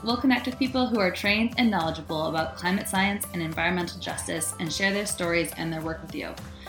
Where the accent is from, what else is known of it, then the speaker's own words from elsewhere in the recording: St. Louis, Missouri, United States; now in Chicago, United States; I grew up in St. Louis, and I currently live in Chicago's Roscoe Village.